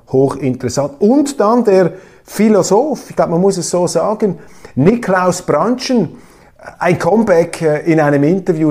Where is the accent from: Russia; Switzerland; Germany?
Switzerland; Als Schweizer und auch als Schweizer Milizpolitiker